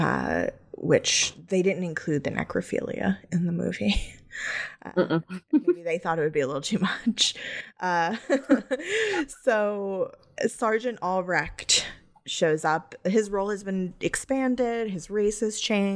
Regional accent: New York, United States; I grew up in New York

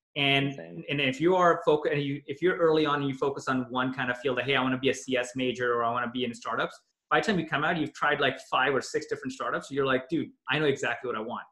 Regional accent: Toronto, Ontario, Canada; moved away as an adult; also born or lived in Pakistan; when I was growing up in Toronto

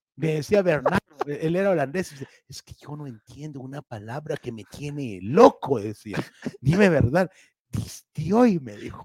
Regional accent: Guatemala; aquí en Guatemala

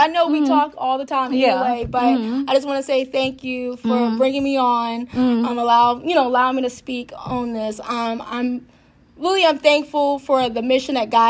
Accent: Harrisonburg, Virginia, United States; also born or lived in Hampton Roads; I'm actually back in my hometown.

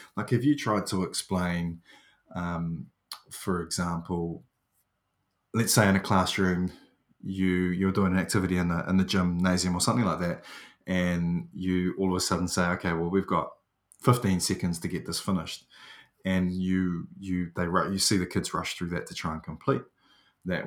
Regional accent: New Zealand; I'm New Zealanders.

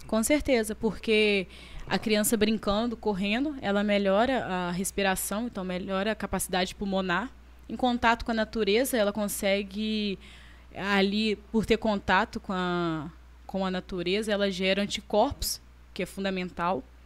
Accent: Carangola, Minas Gerais, Brazil; now in Itaperuna, Brazil; eu sou de Carangola. Vim para Itaperuna para estudar, trabalhar

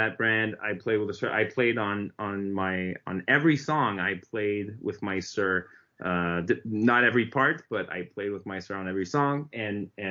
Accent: Montreal, Quebec, Canada; We're both from Montreal

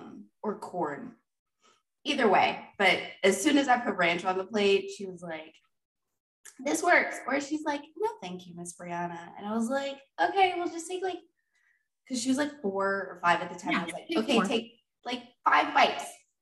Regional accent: the South, United States; But growing up in the South, succotash is a thing.

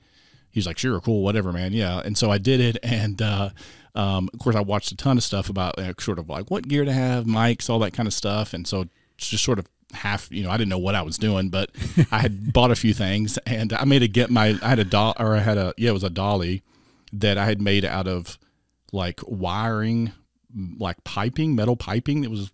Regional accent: Arkansas, United States; now in Springfield, United States; I grew up down in Arkansas, close to Hot Springs.

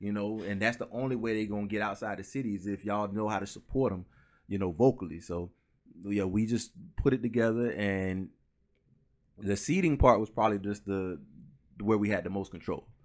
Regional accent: Orlando, Florida, United States; also born or lived in Pine Hills; originally I'm from Orlando, so I was born on Mercy Drive in Orlando, which is, like, the project

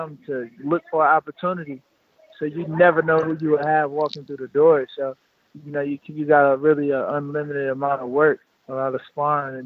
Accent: Detroit, Michigan, United States; I grew up in Detroit, boxing out of Crunk Gym

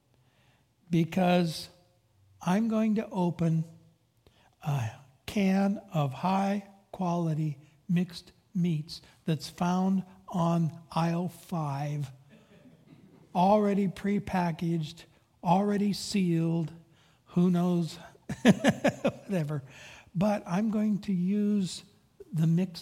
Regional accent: Pacific Grove, California, United States; I grew up in Pacific Grove, Monterey, and right on the waterfront

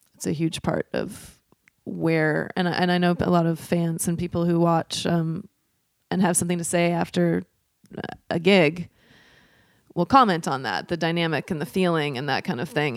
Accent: Portland, Oregon, United States; also born or lived in Troutdale, Oregon; So I am from here, from Portland, Oregon. I grew up on the East Side.

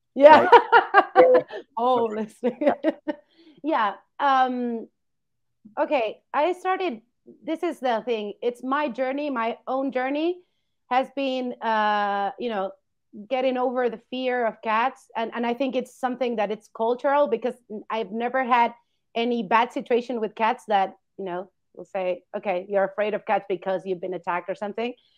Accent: Argentina; moved away as an adult; I come from Argentina. I've studied there, but I've been moving around

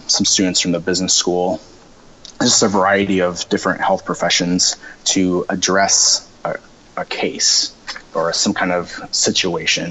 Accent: Sioux Falls, South Dakota, United States; moved away as an adult; now in Minneapolis, United States; I'm originally from Sioux Falls, South Dakota, and so this was a big change coming to a big city

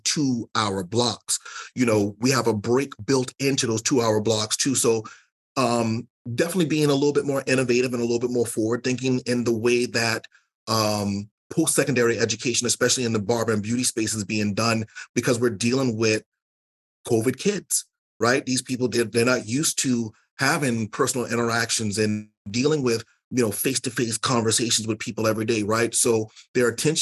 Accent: the South, United States; I'm from the South

